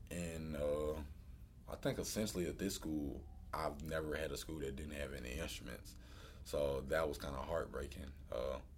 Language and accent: English; New York, United States; you know, it was a joke when I first got here, you know, I was a kid from New York.